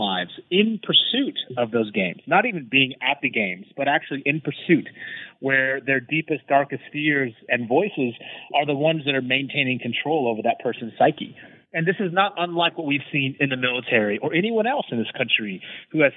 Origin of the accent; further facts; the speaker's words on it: United States; me being American